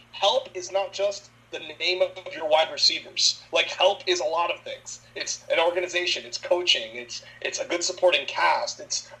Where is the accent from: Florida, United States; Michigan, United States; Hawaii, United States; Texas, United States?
Florida, United States; Miami; He went to Christopher Columbus High School, which is actually not just in my hometown, but it's actually a rival high school, the high school I went to.